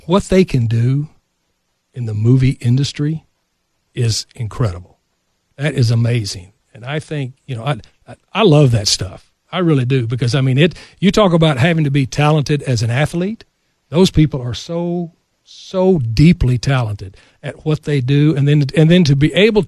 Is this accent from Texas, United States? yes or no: yes; West Texas, United States; I grew up in West Texas